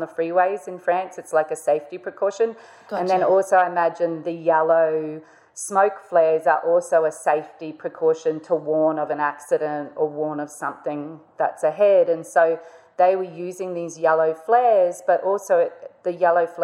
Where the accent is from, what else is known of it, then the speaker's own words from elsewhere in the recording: North Queensland, Australia; I grew up in North Queensland